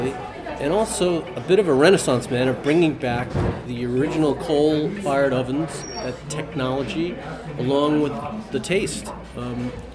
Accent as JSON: {"language": "English", "area": "Long Island", "region": "New York", "country": "United States", "tie": "born or raised there", "said": "I grew up on Long Island. My parents are from Manhattan, but moved out to Long Island in the 50s"}